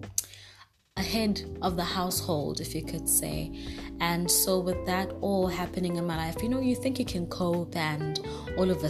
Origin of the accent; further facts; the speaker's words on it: Durban, KwaZulu-Natal, South Africa; I am from South Africa, Durban, born and raised